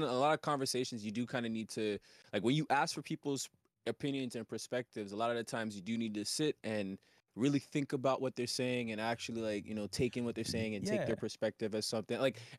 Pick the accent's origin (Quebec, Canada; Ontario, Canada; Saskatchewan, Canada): Ontario, Canada; Toronto; Somebody who, like, I'm from Toronto, Canada, and as someone who grew up listening to a lot of West Coast hip-hop, West Coast hip-hop raised me.